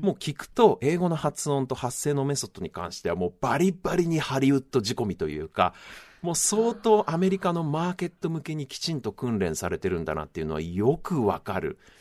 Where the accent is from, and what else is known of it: Japan; first language Japanese